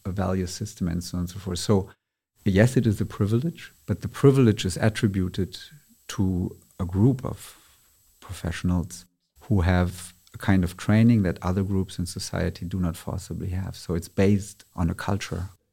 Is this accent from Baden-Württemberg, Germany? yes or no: no; Berlin, Germany; I was born and raised in Berlin, Germany